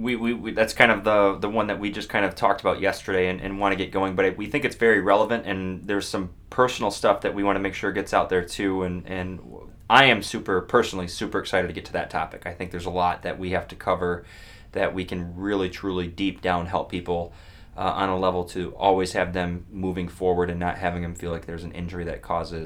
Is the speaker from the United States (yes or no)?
yes; Buffalo, New York, United States; I'm from Buffalo